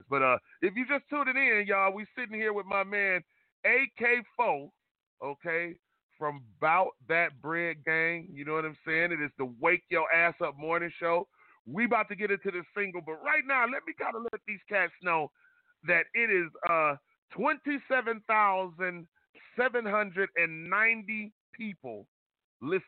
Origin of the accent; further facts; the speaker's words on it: Detroit, Michigan, United States; now in West Coast, United States; Now I'm from Detroit